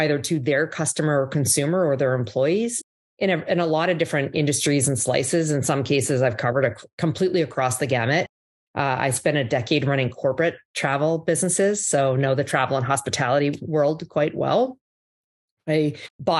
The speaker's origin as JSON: {"language": "English", "town": "Calgary", "region": "Alberta", "country": "Canada", "tie": "born or raised there", "also_born_or_lived": "Ottawa / Toronto / New York", "accent": "Canadian", "moved": "as an adult", "lives_now": "Miami, United States", "said": "So I grew up in Canada, born in the East Coast, in Ottawa, grew up in Calgary"}